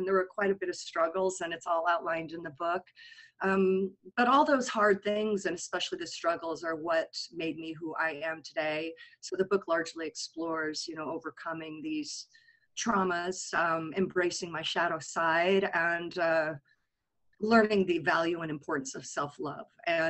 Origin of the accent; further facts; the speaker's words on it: Colorado, United States; also born or lived in California; I was born in California, but we left after the earthquake in 71. So I was raised in a small suburb in Colorado.